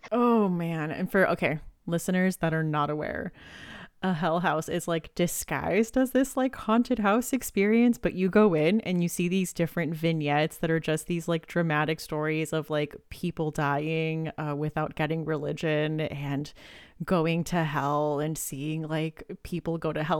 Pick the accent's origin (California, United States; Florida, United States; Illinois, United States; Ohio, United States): California, United States; Southern; now in Pennsylvania, United States; I grew up in Southern California